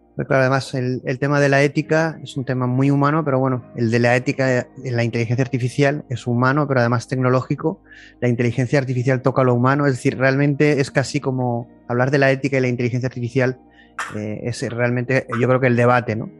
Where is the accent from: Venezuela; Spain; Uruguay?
Spain